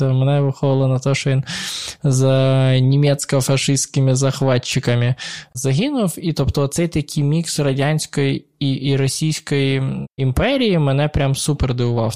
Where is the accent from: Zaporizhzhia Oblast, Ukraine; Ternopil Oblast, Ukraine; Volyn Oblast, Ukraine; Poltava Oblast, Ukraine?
Poltava Oblast, Ukraine; Poltava; moved away as an adult; also born or lived in Dnipro; я виріс в Полтаві доволі українським українцем